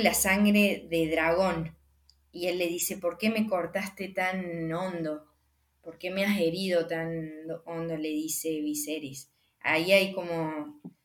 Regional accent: Argentina; hay una conexión con nuestro país

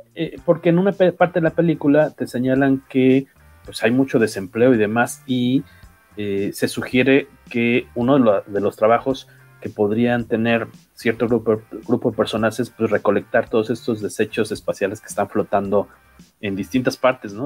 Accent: Mexico; soy mexicano

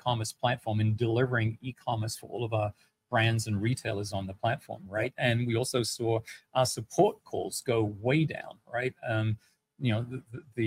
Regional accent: England, United Kingdom; moved away; I'm from England originally

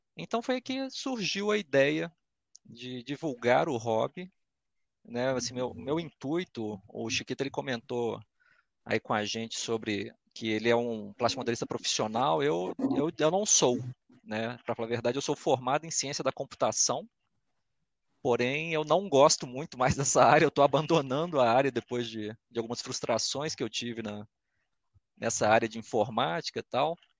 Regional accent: Belo Horizonte, Minas Gerais, Brazil; accent: belo-horizontino / mineirês; Nascido e criado aqui em é, Belo então. Horizonte, capital mesmo

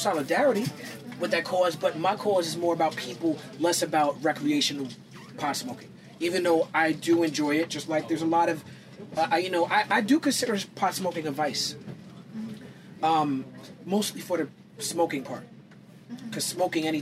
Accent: New York City, New York, United States; I'm a man who was born in Brooklyn, New York, so I'm American

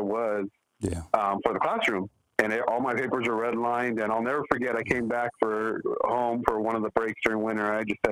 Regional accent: Montebello, California, United States; moved away; also born or lived in East Los Angeles, California; I really grew up in two towns, really. Montebello, California

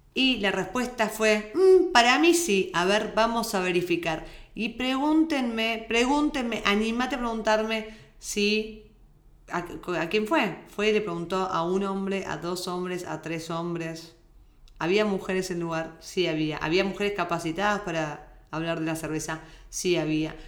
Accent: Argentina; moved away; Somos argentinas, tratamos de hablar neutro, no lo logramos nunca

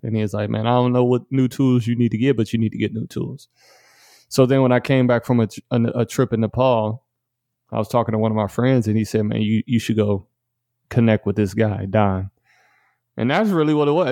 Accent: Detroit, Michigan, United States; moved away; I grew up in Detroit, Michigan

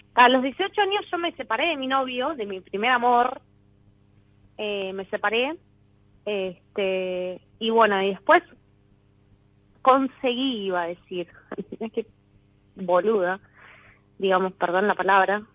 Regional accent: Quilmes, Buenos Aires Province, Argentina; Nací en Quilmes, sí, sí, sí, tengo una hermana gemela.

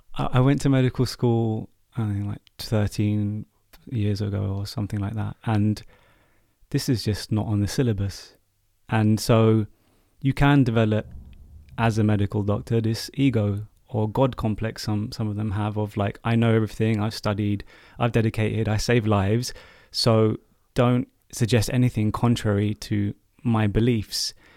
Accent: United Kingdom; as a British Asian, uh, male

